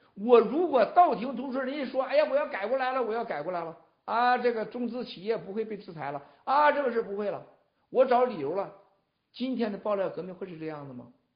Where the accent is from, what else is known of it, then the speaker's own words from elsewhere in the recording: China; 我们中国人是啥样？